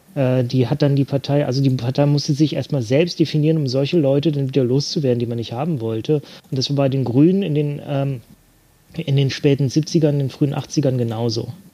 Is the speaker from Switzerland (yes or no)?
no; Bremen, Germany; meiner Heimatstadt äh, in Bremen